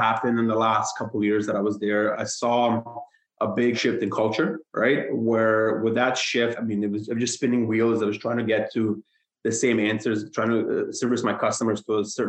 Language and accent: English; Hamilton, Ontario, Canada; I moved to Hamilton. I'm from Hamilton, Ontario, back in middle school around grade 6. Stayed there, didn't budge